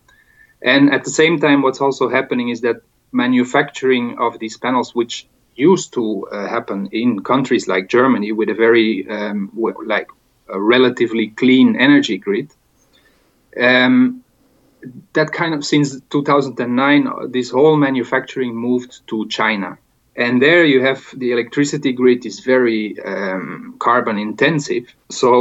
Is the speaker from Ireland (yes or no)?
no; Belgium; now in Spain; my home country, Belgium